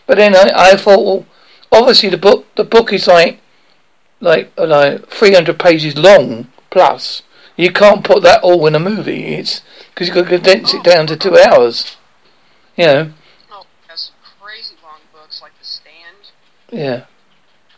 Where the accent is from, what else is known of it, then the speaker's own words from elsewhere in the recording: Essex / Devon, England, United Kingdom; accent: English Essex come Devon; it's in an English accent, in an English Essex come Devon accent.